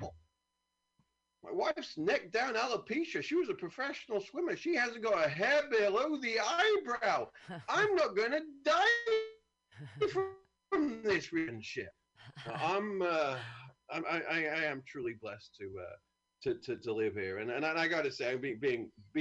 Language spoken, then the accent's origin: English; United Kingdom; moved away; I'm from a great country. We've had it in the name for 2,000 years